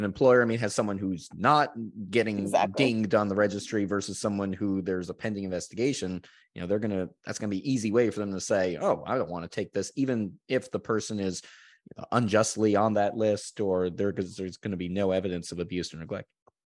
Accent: Pennsylvania, United States; moved away; I grew up in Pennsylvania, and I still have family members who live in Pennsylvania.

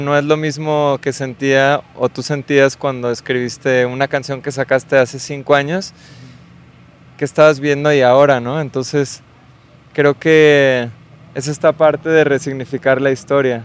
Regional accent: Guadalajara, Jalisco, Mexico; yo soy de Guadalajara

